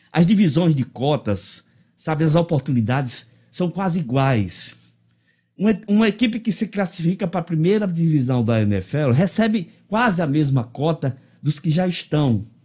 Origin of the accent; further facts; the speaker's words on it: São Tomé, Rio Grande do Norte, Brazil; minha terra, São Tomé